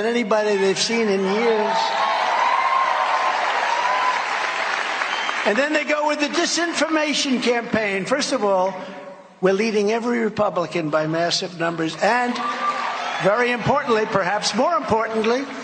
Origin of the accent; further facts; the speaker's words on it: New York, United States; moved away as an adult; I was from New York.